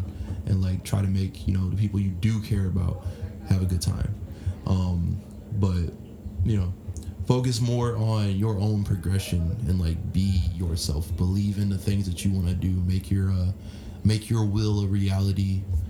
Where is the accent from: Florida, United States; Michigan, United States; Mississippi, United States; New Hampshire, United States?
Florida, United States; moved away; also born or lived in California; people in Florida that I grew up